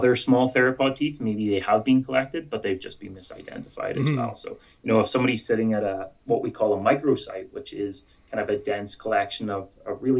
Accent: Ireland; accent: Irish; moved away as an adult; now in Edmonton, Canada; with my Irish accent

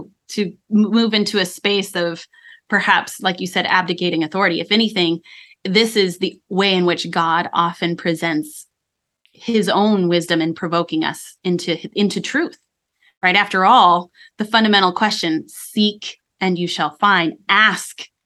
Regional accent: Colorado, United States; I grew up in Colorado

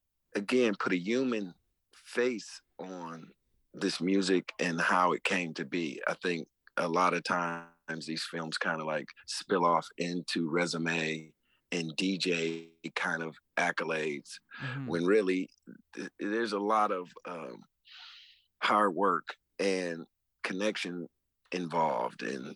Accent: Detroit, Michigan, United States; not only coming up in Detroit, I mean, where I'm from, just like in New Orleans, where kids are gravitate to brass band instruments, you know, growing up in my neighborhood, kids gravitated to turntables

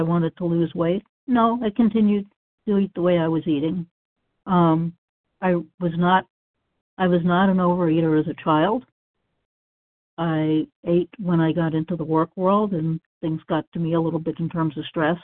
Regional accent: Massachusetts, United States; I grew up in Massachusetts, and that's where I found the OA program.

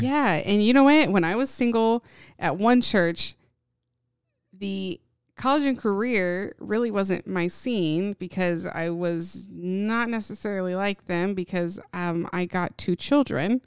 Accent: Indiana, United States; moved away as an adult; also born or lived in Knoxville, Tennessee; I grew up in Indiana

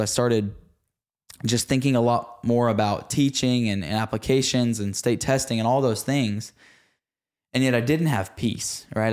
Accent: Red Oak, Texas, United States; also born or lived in Sachse / Rockwall area, Texas; at the age of like six or seven, We moved from Saxony to Red Oak, Texas, or really Rocket, Texas, which again is like forty-five minutes southeast of Dallas.

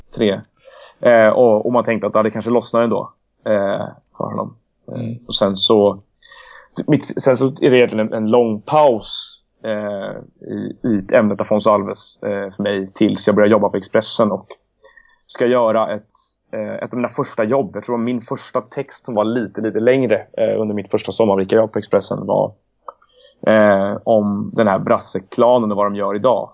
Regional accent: Stockholm, Stockholm County, Sweden; also born or lived in Lund / Leeds / London; Jag är ju faktiskt född på Södermalm en gång i tiden också, även om jag växte upp på Gärdet.

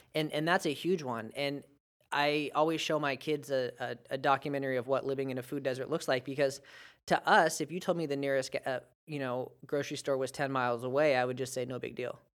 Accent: United States; as an American

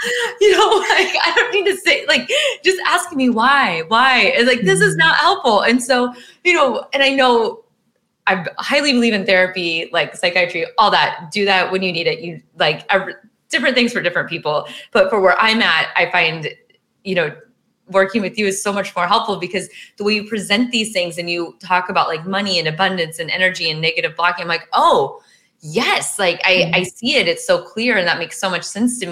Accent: Midwest, United States; now in California, United States; I'm from the Midwest

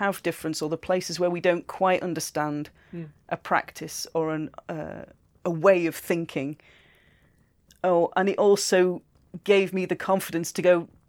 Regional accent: United Kingdom; I know do I'm British

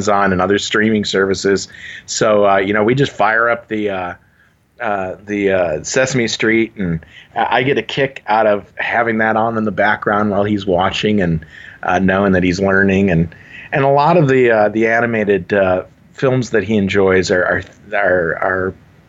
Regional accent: Dearborn, Michigan, United States; moved away as an adult; also born or lived in Southern Illinois; I'm originally from the Detroit area. I grew up in Dearborn, Michigan.

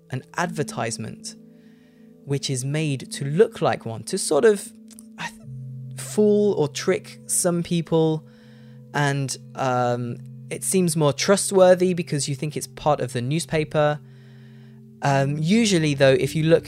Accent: United Kingdom; I say jumper, because I'm British.

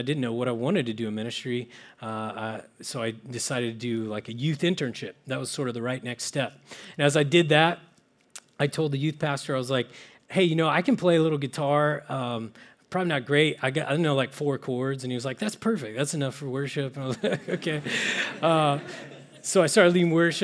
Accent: Oklahoma, United States; now in Menlo Park, United States; I'm originally from small towns in Oklahoma

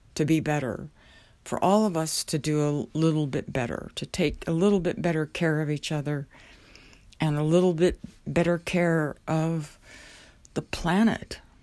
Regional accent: southwest Oklahoma, United States; moved away; I remember growing up in Oklahoma, the area where I grew up was known as, uh, Tornado Alley. It was the southwest area of the state.

